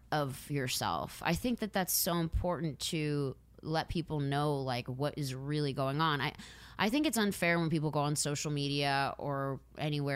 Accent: outside Philadelphia, Pennsylvania, United States; now in Los Angeles, United States; I grew up outside of Philly. So, I grew up with people of all different ethnicities

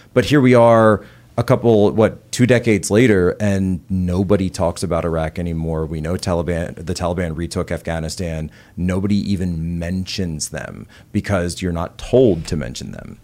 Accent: eight miles out of Philadelphia, Pennsylvania, United States; moved away; the house I was born in was something like eighty-four years old. by the time I, uh, was there, it was the house my father grew up

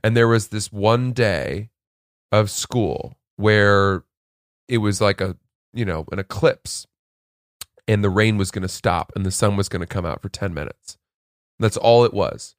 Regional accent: Maine, United States; growing up in Maine

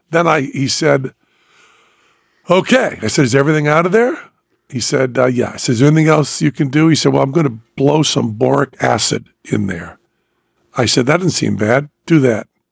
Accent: Western Massachusetts, United States; now in Las Vegas, United States; I was from Western Massachusetts.

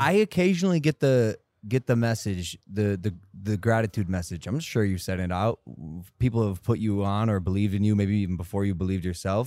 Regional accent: Ohio, United States; I'm from Ohio

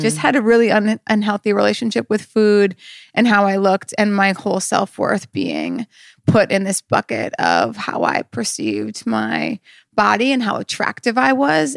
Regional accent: North Dakota, United States; I'm from North Dakota

